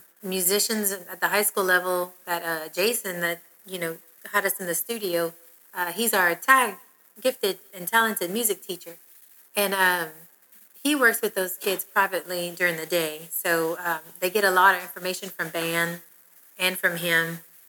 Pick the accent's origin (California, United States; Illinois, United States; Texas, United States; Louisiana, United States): Louisiana, United States; Erath; From Erant. Living out in Perry.